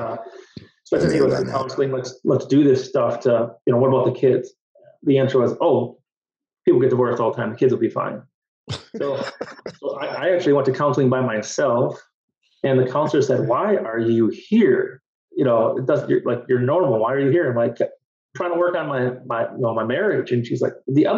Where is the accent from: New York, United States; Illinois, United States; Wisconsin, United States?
Wisconsin, United States; Berlin; I'm from Berlin, Wisconsin.